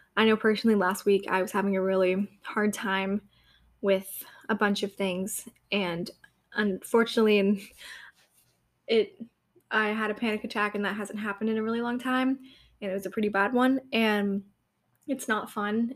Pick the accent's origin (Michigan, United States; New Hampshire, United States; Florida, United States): New Hampshire, United States; I'm from New Hampshire